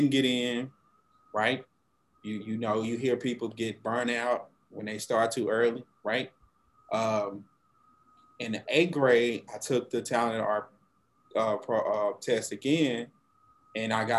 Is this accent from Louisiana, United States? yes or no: yes; Monroe, Louisiana, United States; I'm originally from the North Louisiana, Monroe, Louisiana, which is on I-20